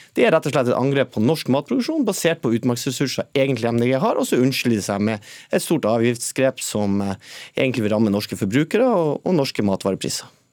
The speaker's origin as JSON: {"language": "Norwegian", "region": "Northern Norway", "country": "Norway", "said": "Nå kommer jeg selv fra, fra Nord-Norge"}